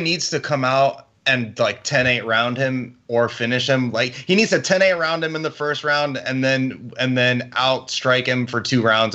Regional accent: Miami, Florida, United States; I'm from Miami

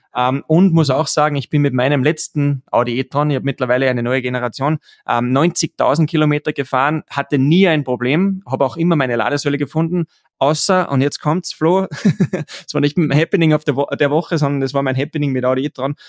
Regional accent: Austria; bei uns in Österreich

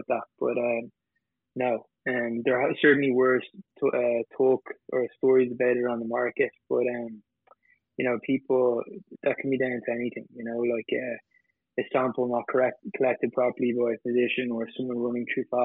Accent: Ireland; We started in Ireland, I'm Irish

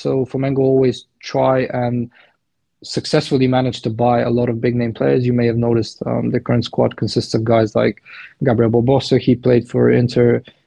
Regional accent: Plovdiv, Plovdiv Province, Bulgaria; I'm from Bulgaria, Plovdiv based. Because I'm Balkan

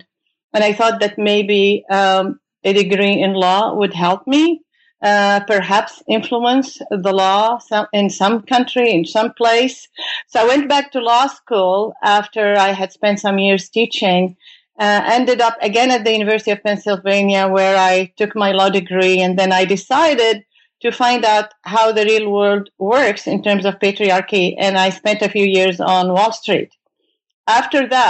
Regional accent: Beirut, Beirut Governorate, Lebanon; moved away as an adult; now in United States; I came from Beirut, Lebanon, to do my graduate studies in the United States

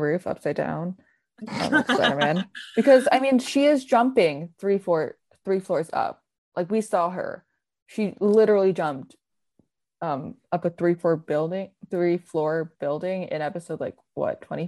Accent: United States; I'm the American

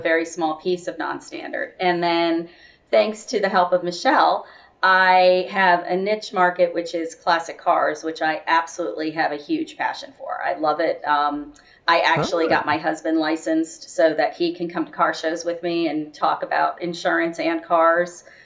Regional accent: Florida, United States; also born or lived in Miami / St. Petersburg, Florida; I'm a Florida girl, born and raised

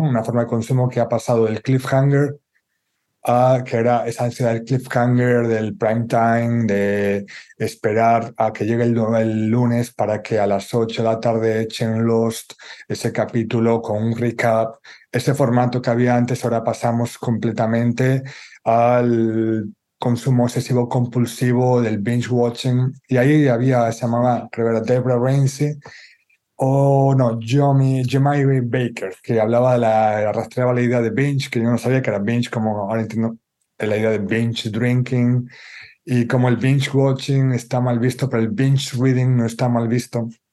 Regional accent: Galicia, Spain; como gallego

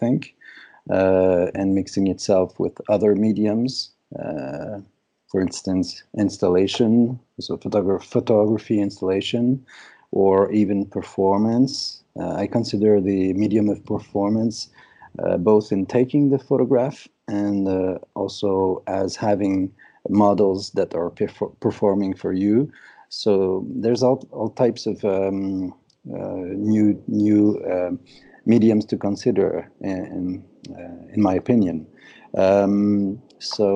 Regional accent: Montreal, Quebec, Canada; moved away as an adult; also born or lived in Brooklyn, New York; I'm from Montreal, basically. And I moved to Brooklyn, in 2000 and six or seven

